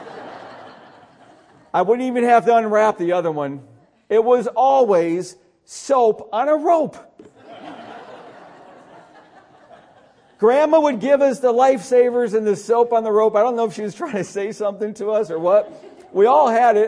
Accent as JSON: {"language": "English", "town": "Syracuse", "region": "New York", "country": "United States", "tie": "born or raised there", "said": "where I grew up outside of Syracuse"}